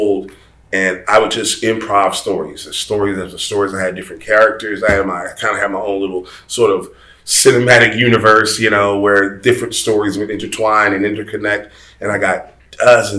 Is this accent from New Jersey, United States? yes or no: no; Atlanta, Georgia, United States; I am originally from Atlanta, Georgia. I'm a Georgia kid. I was born and raised here.